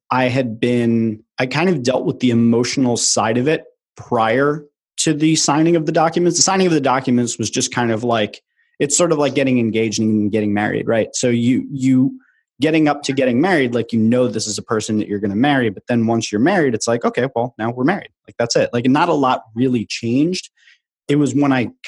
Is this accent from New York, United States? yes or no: yes; New York, United States; moved away as an adult; now in Philadelphia, United States; I grew up in New York. I was there for the first 18 years of my life